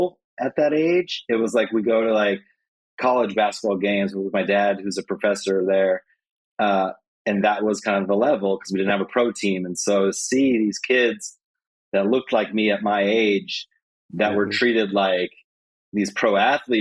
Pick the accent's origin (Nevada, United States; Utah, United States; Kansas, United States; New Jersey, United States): Nevada, United States; Reno; also born or lived in Las Vegas, Nevada; growing up in Reno